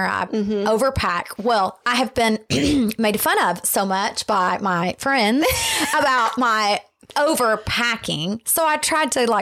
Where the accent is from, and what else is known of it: Tennessee, United States; born or raised there; moved away